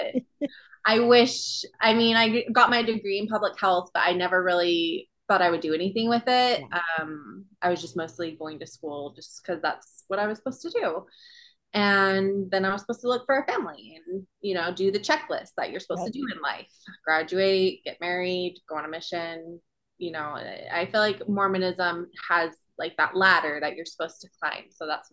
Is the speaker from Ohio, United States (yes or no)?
no; Provo, Utah, United States; born or raised there; also born or lived in Hawaii